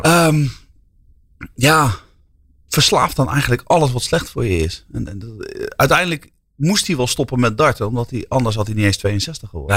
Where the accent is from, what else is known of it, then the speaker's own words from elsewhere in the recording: Netherlands; wij zijn ook Nederlanders